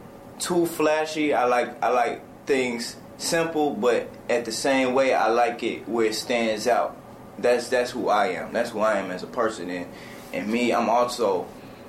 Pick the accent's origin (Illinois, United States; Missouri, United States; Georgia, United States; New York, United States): Illinois, United States; Chicago; moved away; also born or lived in Aberdeen, South Dakota; I'm originally from Chicago